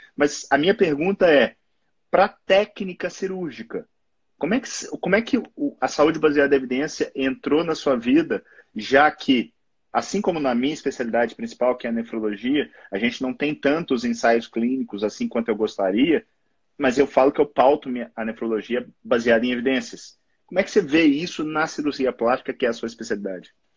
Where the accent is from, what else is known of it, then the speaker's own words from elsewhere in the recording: Belo Horizonte, Minas Gerais, Brazil; Eu sou clínico geral e nefrologista aqui de Belo Horizonte, sou mineiro